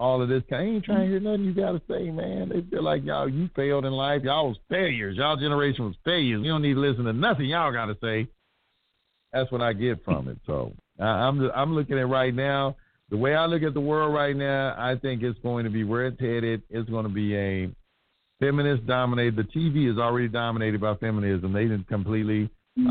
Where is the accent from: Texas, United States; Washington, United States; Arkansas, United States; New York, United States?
Texas, United States; Dallas; Born and raised in Oak Cliff. I'm born and raised in Oak Cliff